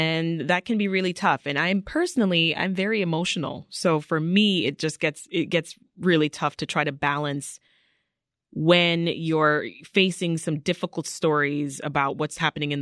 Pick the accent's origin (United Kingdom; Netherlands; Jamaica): Jamaica; Kingston; also born or lived in Canada; now in United States; I was born in Jamaica. I was born in the capital city of Kingston